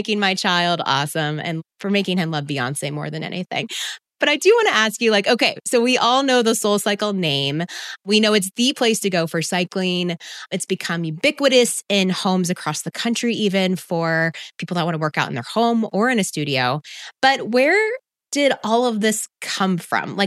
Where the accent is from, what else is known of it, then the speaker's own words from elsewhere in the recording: Texas, United States; I grew up in Texas